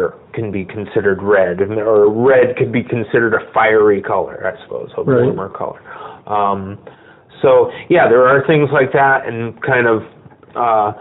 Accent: Bridgeport, Connecticut, United States; moved away as an adult; also born or lived in Norwalk, Connecticut; now in Los Angeles, United States; I'm from Bridgeport, Connecticut

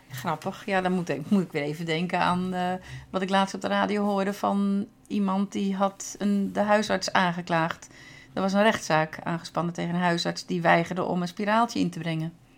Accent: Netherlands; moved away as an adult; now in Norway

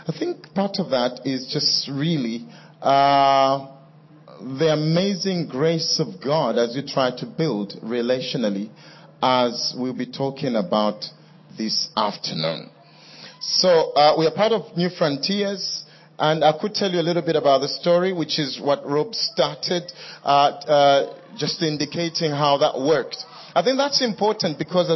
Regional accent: Kitwe, Copperbelt Province, Zambia; also born or lived in United Kingdom; now in Kitwe, Zambia; Kitwe, which is my hometown

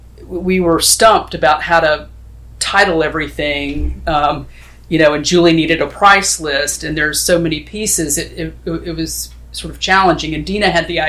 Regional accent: Tennessee, United States; now in upstate New York, United States; I'm from Tennessee

